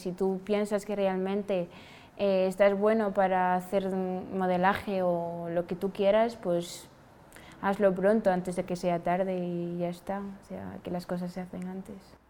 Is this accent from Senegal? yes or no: yes; Senegal; now in Spain; soy de Senegal y he llegado aquí